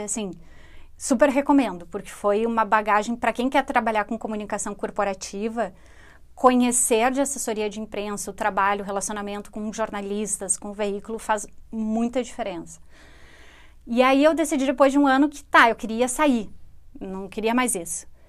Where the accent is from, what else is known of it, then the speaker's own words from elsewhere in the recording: Rio Grande do Sul, Brazil; accent: rio-grandense; deveria identificar o sotaque rio-grandense